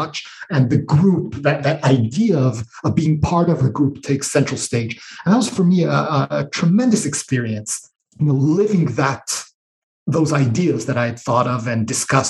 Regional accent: Israel; also born or lived in United States; So I grew up in Israel and in the US. So I'm international, binational, however you want to call it.

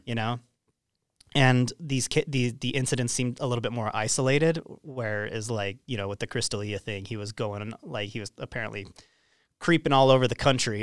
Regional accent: Roy, Utah, United States; we grew up in Roy, we went to Roy High School

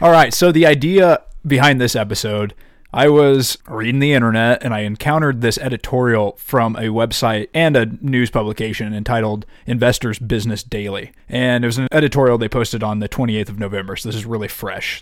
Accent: United States

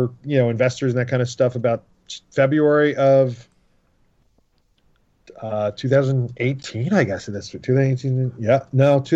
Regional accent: New York City, New York, United States; now in Philadelphia, United States; I'm from Queens, New York

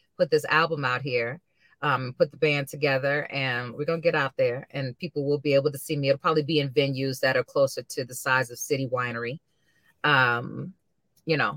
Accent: St. Louis, Missouri, United States; my hometown, St. Louis

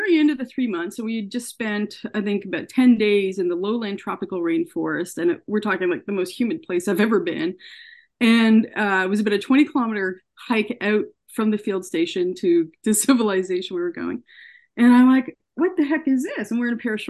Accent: Ottawa, Ontario, Canada; also born or lived in Columbia, Missouri, United States; I grew up in Ottawa, so not too far from where I live now.

